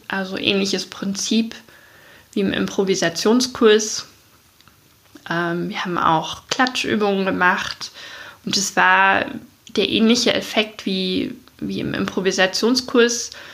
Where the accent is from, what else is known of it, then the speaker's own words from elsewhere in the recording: East Germany, Germany; also born or lived in Munich; now in Chiemgau, Germany; Ist ja meine Heimat sozusagen